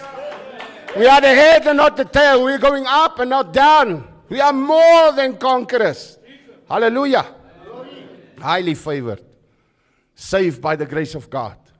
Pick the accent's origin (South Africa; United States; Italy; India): South Africa; Krugersdorp, Gauteng; now in George, South Africa; Where I grew up in the West in, in, in, in, in, in the West, in Krugersdorp, it was about survival.